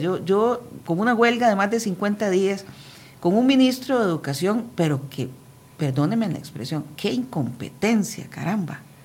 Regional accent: Costa Rica

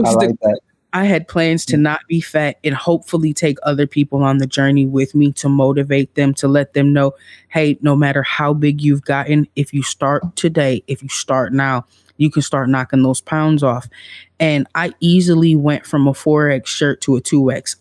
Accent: Midwest, United States; I'm from the Midwest

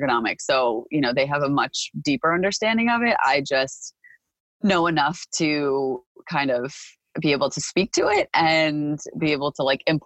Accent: Park Ridge, New Jersey, United States; I grew up in Park Ridge primarily. I went to elementary school in Park Ridge.

